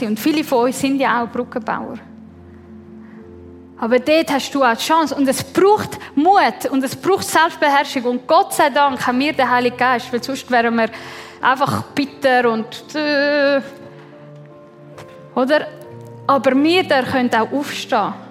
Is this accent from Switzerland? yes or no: yes; Switzerland; ich bin in der Schweiz geboren und aufgewachsen, oder?